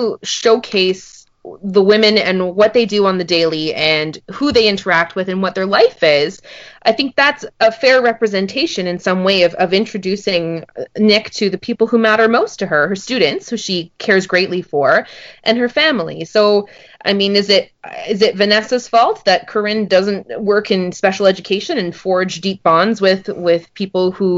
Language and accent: English; Montreal, Quebec, Canada; I'm from Montreal